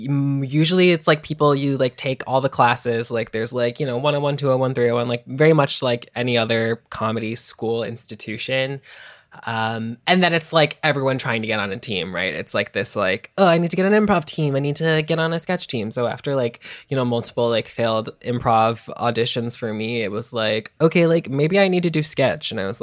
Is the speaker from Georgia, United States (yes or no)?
yes; Atlanta, Georgia, United States; Well, I mean, I'm from Atlanta, so like I grew up, I was like 20, but like with people like Brigitte Bidet from Atlanta, Ellisaurus Rex.